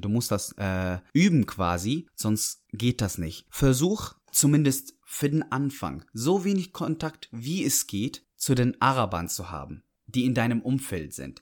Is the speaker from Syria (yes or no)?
yes; Syria; German is a second language; moved away as an adult; now in Dortmund, Germany; Ich komme aus Syrien, bin 24